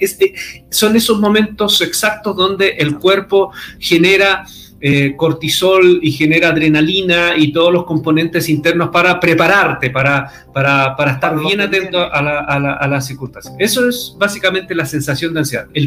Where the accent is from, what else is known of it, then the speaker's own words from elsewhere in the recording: Chile; moved away; Oye, yo casi, casi ya no hablo como chileno porque tanto tiempo fuera eh, tanto tiempo fuera de Chile y tantas veces que me, estando en Chile me, invitaban a predicar de fuera que tuve que des, deschilenizarme.